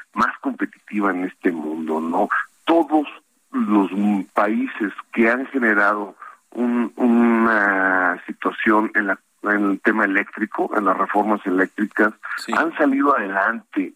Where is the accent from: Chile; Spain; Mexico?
Mexico; nosotros como mexicanos